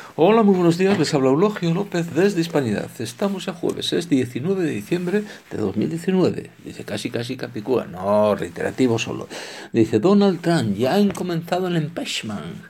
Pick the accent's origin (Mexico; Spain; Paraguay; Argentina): Spain; como español e hispano, por lo tanto, que soy